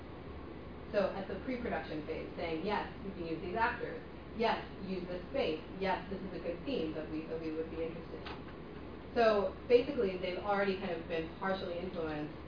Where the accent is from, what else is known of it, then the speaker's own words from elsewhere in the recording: Detroit, Michigan, United States; I come from the Motor City